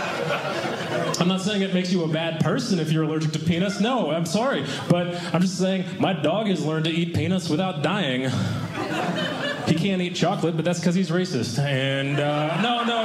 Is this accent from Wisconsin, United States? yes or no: no; Boston, Massachusetts, United States; I'm from Boston originally. That's where I've lived most of my life